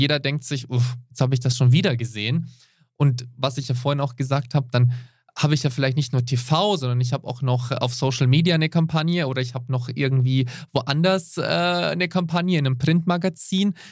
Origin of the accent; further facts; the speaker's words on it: Switzerland; bei uns in der Schweiz